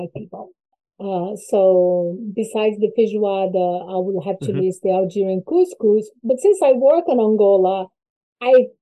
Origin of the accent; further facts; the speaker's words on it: Brazil; I'm from Brazil